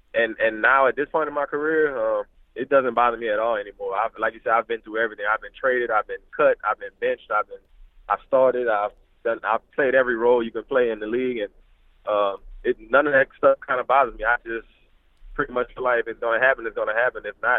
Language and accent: English; New Orleans, Louisiana, United States; I'm from New Orleans, so we have unique names down there, middle names and stuff like that.